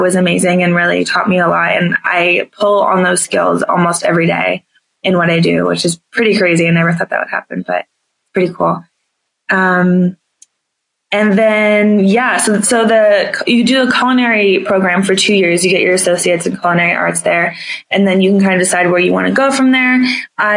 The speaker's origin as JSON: {"language": "English", "region": "New Jersey", "country": "United States", "moved": "as an adult", "lives_now": "Colorado, United States", "said": "I'm from New Jersey"}